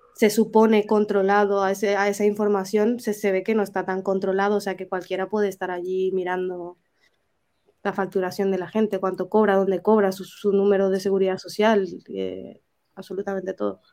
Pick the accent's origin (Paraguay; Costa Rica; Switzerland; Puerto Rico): Paraguay; moved away; hablo en mi país, ¿no? En, Paraguay es muy común esto